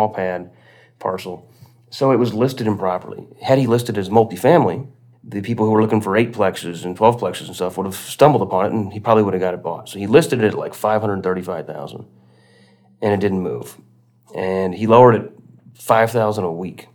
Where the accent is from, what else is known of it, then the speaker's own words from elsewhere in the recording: Quincy, Illinois, United States; south of Quincy, Illinois, in my hometown